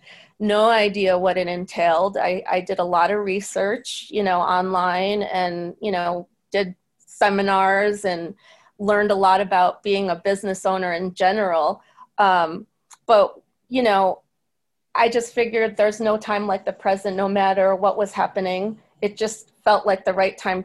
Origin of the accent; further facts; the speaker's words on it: Syracuse, New York, United States; I'm from an Irish American town like Syracuse